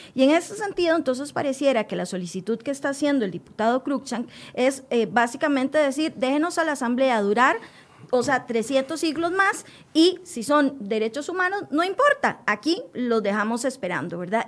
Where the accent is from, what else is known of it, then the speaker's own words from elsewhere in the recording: Costa Rica; como ciudadana costarricense